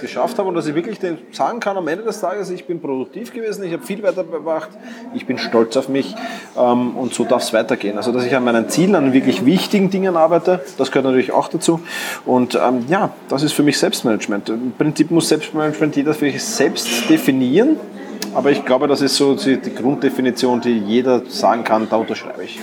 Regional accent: Vienna, Austria; wie du vielleicht schon hörst, ich komme aus Wien

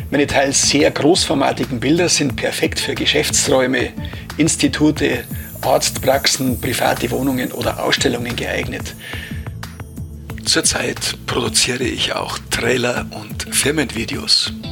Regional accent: Garmisch-Partenkirchen, Bavaria, Germany; Servus aus der Zugspitzregion. … Ich komme aus Garmisch.

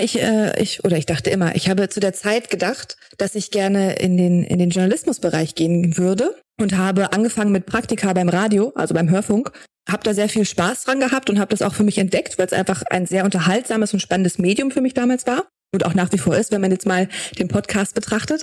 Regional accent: Braunschweig, Lower Saxony, Germany; moved away as an adult; dann bin ich aus Braunschweig, wo ich ursprünglich herkomme, weggezogen

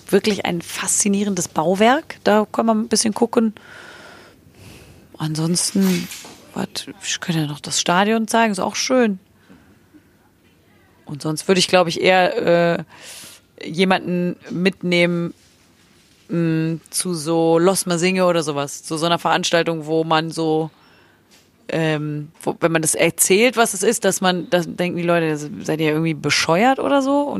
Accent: Cologne, North Rhine-Westphalia, Germany; Das kriegt man ja als Kölner jetzt selbst.

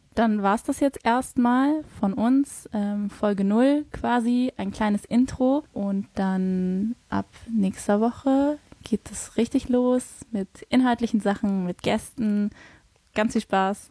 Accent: Hamburg, Germany; ich komme eigentlich aus Hamburg

